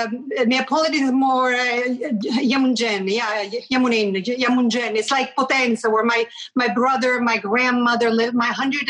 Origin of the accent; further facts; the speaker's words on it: Switzerland; moved away; also born or lived in Italy / Rome; I'm a mixed salad. So, I mean, I'm a real mixed salad. I was born in Switzerland. Mm-hmm. By immigrant family. My mom is Greek. My dad is Italian. Went to school in Switzerland, then moved back to Italy. I have family from Rome down all the way to very southern Italy.